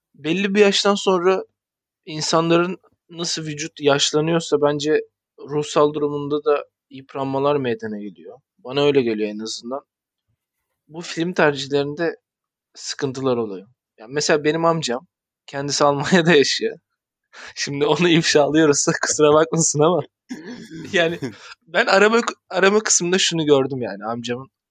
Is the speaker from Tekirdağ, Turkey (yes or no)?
yes; Tekirdağ, Turkey